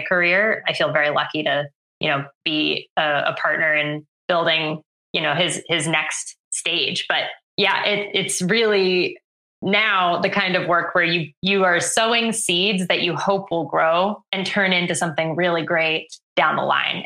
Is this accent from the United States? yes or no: yes; Worcester, Massachusetts, United States; I grew up in Worcester, Mass